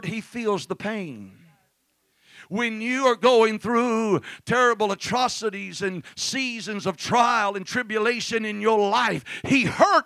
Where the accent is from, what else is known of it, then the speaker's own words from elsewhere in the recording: Mississippi, United States; I'm from Mississippi